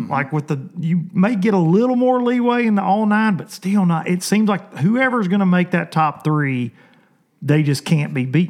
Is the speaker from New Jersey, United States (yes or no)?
no; southern Middle Tennessee, United States; I always say I'm from southern Middle Tennessee.